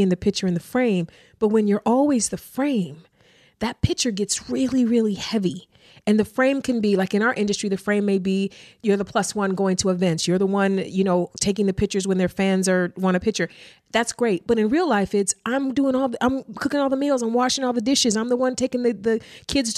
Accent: East Cleveland, Ohio, United States; I grew up in East Cleveland. I grew up not with a lot

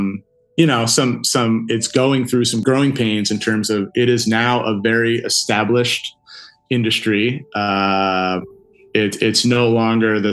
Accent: New Jersey, United States; moved away as an adult; also born or lived in Colorado; I grew up on the East Coast in New Jersey

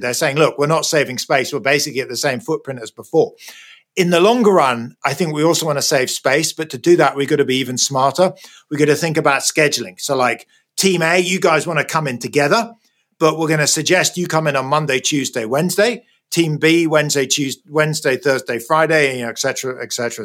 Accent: United Kingdom; moved away as an adult; also born or lived in United States; now in California, United States; You can hear probably from my accent, I was born in Britain. I'm now a bit of a fake Brit. I live in the US. I've been here for the last 15 years.

